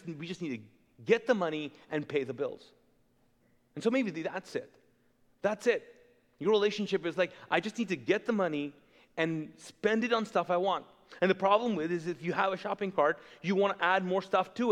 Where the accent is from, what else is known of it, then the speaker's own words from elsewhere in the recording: Kuwait; also born or lived in Pakistan; now in Charlotte, United States; I grew up in Kuwait, which is a very wealthy country. But I grew up as an immigrant. So if you're wondering, I'm not Kuwaiti, even though I was born and raised there